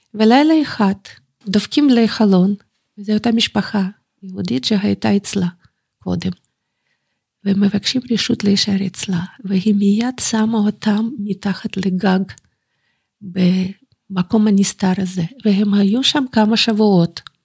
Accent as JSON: {"language": "Hebrew", "town": "Bakhmut", "region": "Donetsk Oblast", "country": "Ukraine", "tie": "born or raised there", "also_born_or_lived": "Germany", "second_language": "Hebrew", "moved": "as an adult", "lives_now": "Jerusalem, Israel"}